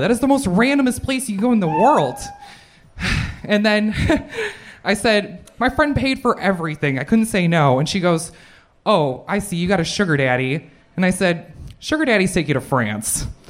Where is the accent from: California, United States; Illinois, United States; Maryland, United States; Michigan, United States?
Illinois, United States; Chicago; in Chicago. I'm from Chicago